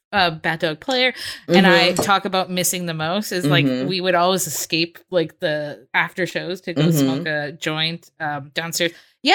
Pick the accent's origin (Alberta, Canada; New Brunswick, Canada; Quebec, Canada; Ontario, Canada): Alberta, Canada; Calgary; I'm from Calgary.